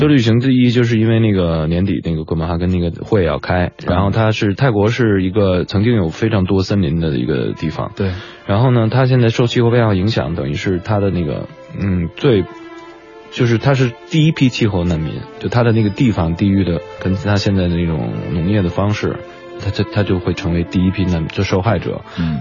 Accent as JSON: {"language": "Chinese", "region": "Beijing", "country": "China", "said": "我们北京人到了天津那种感觉"}